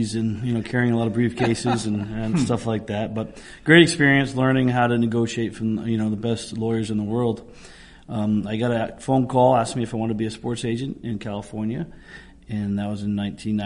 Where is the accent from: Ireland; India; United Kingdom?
Ireland; As an Irishman